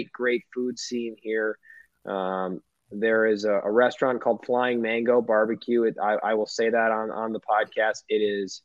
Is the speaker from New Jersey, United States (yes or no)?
no; Minnesota, United States; now in Iowa, United States; as a Minnesotan